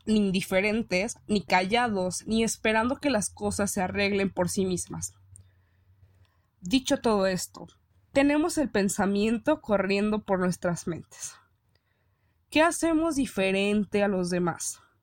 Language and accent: Spanish; Mexico; nos sentimos orgullosos de decir que somos mexicanos